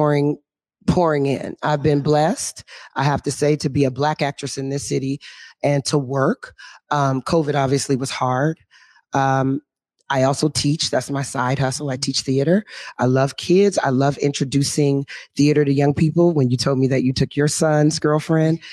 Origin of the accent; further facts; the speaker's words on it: Renton, Washington, United States; I'm a graduate from Renton High School. Woo-hoo. So South End, so Skyway